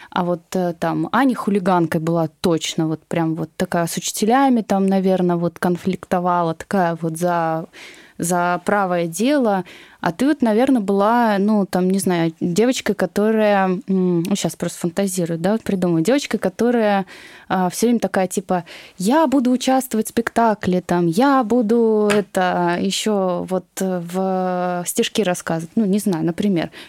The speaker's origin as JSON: {"language": "Russian", "region": "Moscow", "country": "Russia", "tie": "born or raised there", "said": "Я коренной москвич."}